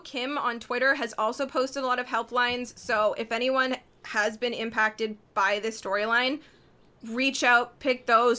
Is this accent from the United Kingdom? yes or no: no; Canada; we're all Canadian